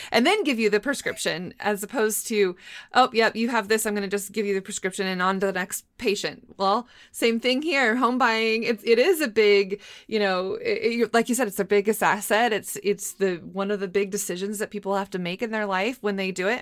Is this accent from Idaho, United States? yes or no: yes; Moscow, Idaho, United States; moved away; also born or lived in Boise, Idaho; I was born in Moscow, but my undergrad is from Boise State, and now I teach at Boise State